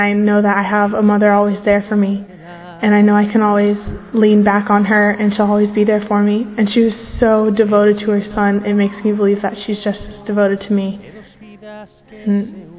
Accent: Virginia, United States; I'm 16 years old, and I'm from Virginia, the USA.

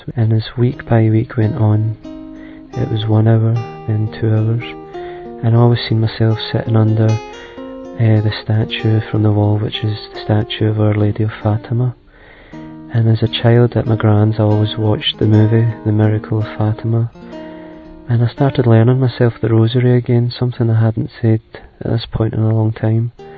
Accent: Scotland, United Kingdom; I'm 24 and I'm from Scotland

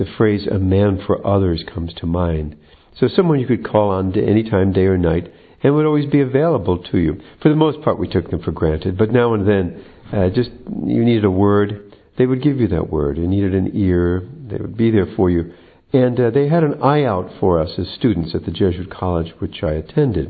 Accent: United States; I was raised in the United States

